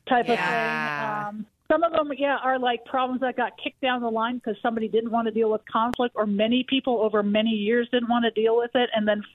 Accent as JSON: {"language": "English", "region": "Wisconsin", "country": "United States", "tie": "born or raised there", "also_born_or_lived": "Chicago", "moved": "as an adult", "lives_now": "Denver, United States", "said": "I grew up in Wisconsin"}